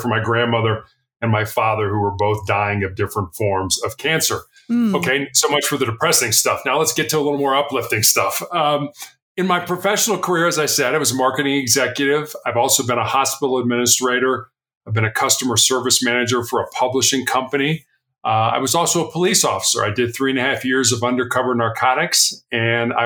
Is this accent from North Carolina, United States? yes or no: no; Chicago, Illinois, United States; moved away as an adult; also born or lived in Charleston, South Carolina; I was born and raised in Chicago.